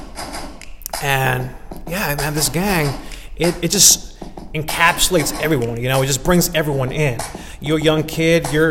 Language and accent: English; Los Angeles, California, United States; now in Oakland, United States; I was born and raised in South Central